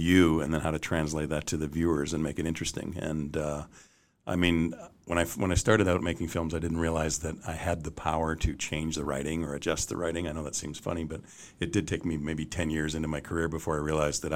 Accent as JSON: {"language": "English", "country": "Canada", "said": "And I'm Canadian"}